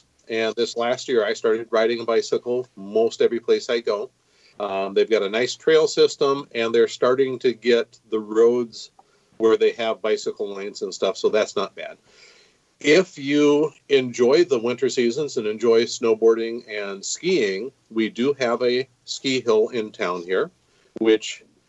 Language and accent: English; Minneapolis, Minnesota, United States; born there; also born or lived in Grand Rapids / northern Illinois / central Washington State / central Oklahoma; Okay, I was born in Minneapolis, lived a couple places in Minnesota. My parents are both out of Grand Rapids, which is northern Minnesota, and lived up there for a while.